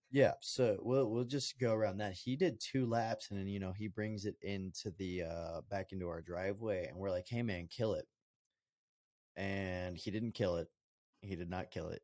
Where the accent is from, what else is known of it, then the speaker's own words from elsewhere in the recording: Colorado, United States; I'm from Colorado